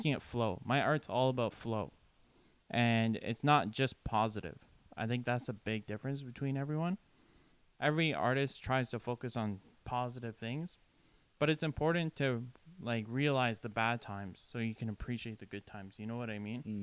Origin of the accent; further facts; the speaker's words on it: Ottawa, Ontario, Canada; also born or lived in Toronto; it felt like this is my hometown